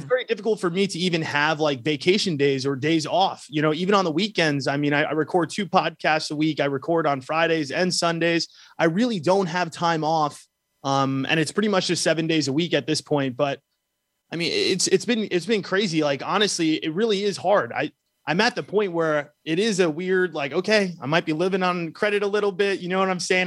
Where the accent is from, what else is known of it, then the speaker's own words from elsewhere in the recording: New York, United States; I grew up in New York, um, uh, so I'm a city boy